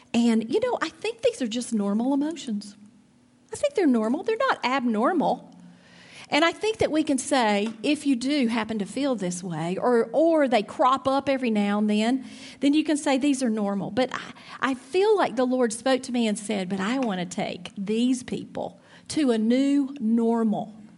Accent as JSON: {"language": "English", "town": "Trussville", "region": "Alabama", "country": "United States", "tie": "born or raised there", "moved": "as an adult", "said": "I grew up in Alabama, raised my kids in Alabama, went to Auburn University"}